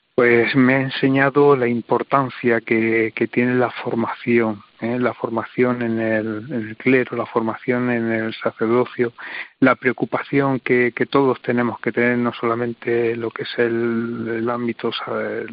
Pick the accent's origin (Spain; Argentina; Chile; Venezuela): Spain; Diocese of Cartagena, Region of Murcia; moved away as an adult; en mi diócesis materna, eh, lo que he podido aprender junto a mi obispo diocesano y junto a mis hermanos sacerdotes y a toda la iglesia